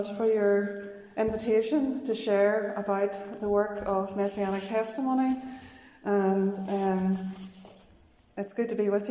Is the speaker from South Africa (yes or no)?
no; Newcastle, Northern Ireland, United Kingdom; also born or lived in United States / Russia; I grew up in Tullymore Forest Park, just outside Newcastle, County Down